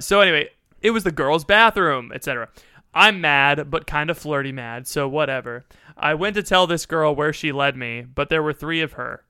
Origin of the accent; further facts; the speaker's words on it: United States; I'm an American